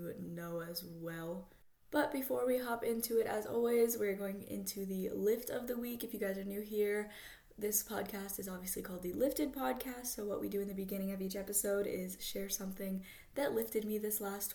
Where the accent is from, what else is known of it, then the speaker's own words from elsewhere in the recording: Florida, United States; I'm from Florida, so anytime a Florida girl